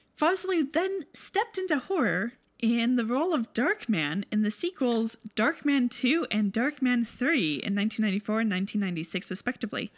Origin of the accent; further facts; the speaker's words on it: Canada; as Canadians